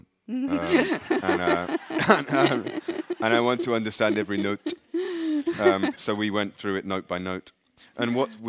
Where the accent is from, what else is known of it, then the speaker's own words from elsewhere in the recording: England, United Kingdom; I'm English.